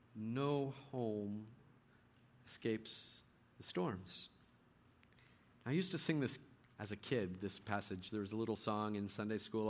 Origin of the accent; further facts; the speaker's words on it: Bay Area, California, United States; moved away; also born or lived in Richmond, California; I was born in the Bay Area, so every time I get down to the Bay, I like to go by old houses